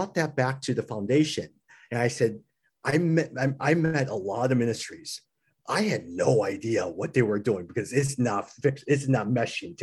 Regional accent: United States; I'm older than they are, I'm American, and I'm male

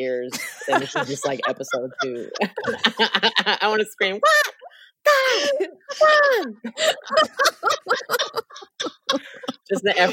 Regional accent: National City, California, United States; also born or lived in San Diego, California; I was born in San Diego, California. Grew up in National City, which is a little town between Chula Vista, a little town between San Diego and Mexico.

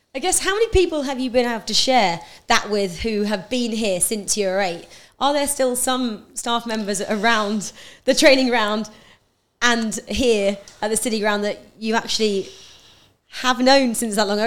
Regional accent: Norfolk, East of England, United Kingdom; I grew up in Norfolk

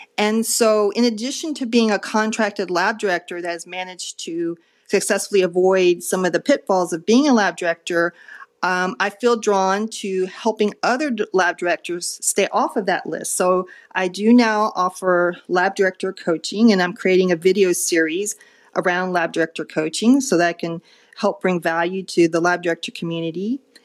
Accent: Dallas, Texas, United States; moved away as an adult; also born or lived in Rhode Island; came back to Dallas, my hometown

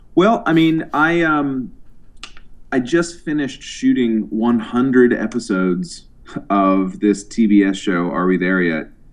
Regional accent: Boston, Massachusetts, United States; moved away as an adult; now in New York City, United States

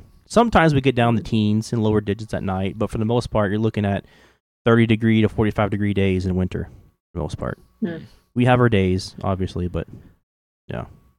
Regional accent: the South, United States; accent: southern; now I'm at the point to where I'm just so scared to, like, actually speak my southern accent.

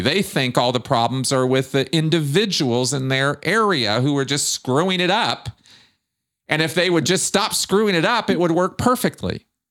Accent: United States; growing up in Pasadena, Michigan during the mission holder blow up

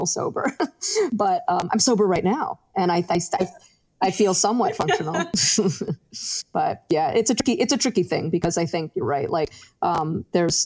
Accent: Westchester, New York, United States; also born or lived in Yonkers, New York; I grew up in Westchester. So I've been in New York for pretty much my whole life

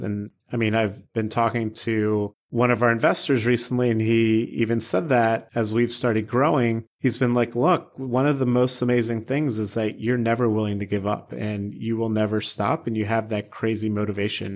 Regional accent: Baltimore, Maryland, United States; growing up in Baltimore

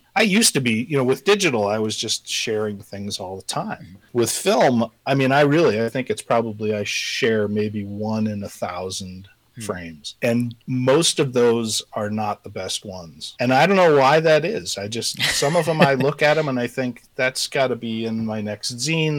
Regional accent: Colorado, United States; moved away as an adult; also born or lived in Southern California; now in Missoula, United States; I live in Missoula, Montana. Uh, I'm originally from Colorado.

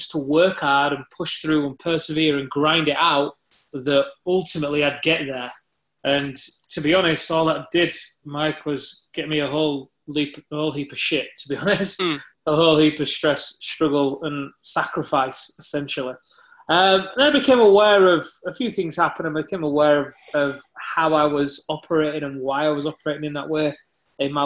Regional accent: Leeds, Yorkshire and the Humber, United Kingdom; I was born in Leeds in the UK

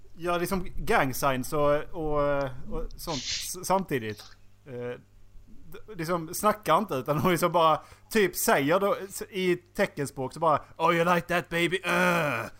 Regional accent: Skåne, Sweden; moved away; Jag var ju hemma i Skåne

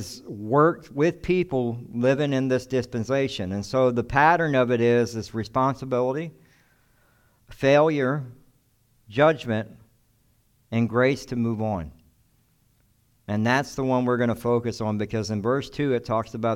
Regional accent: the South, United States; I come from the South.

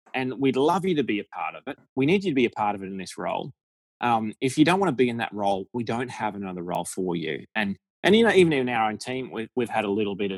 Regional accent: Australia; accent: Aussie; my Aussie accent

